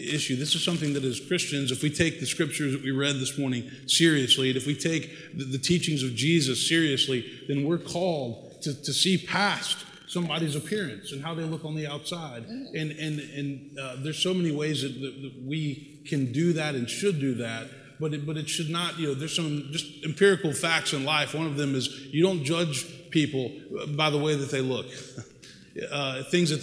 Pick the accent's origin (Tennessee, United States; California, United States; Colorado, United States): Tennessee, United States; Memphis; also born or lived in Texas / New York; now in Nashville, United States; born and raised in Tennessee